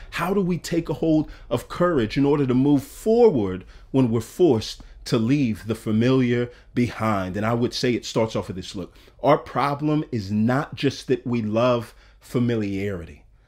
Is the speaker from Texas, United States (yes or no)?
yes; Texas, United States; moved away as an adult; now in Atlanta, United States; I had never lived out of my home country of Texas.